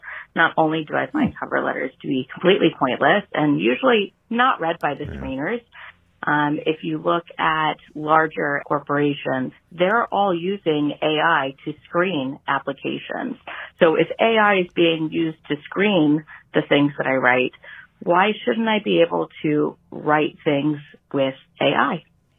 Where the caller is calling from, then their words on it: Austin, Texas, United States; I'm calling from Austin, Texas.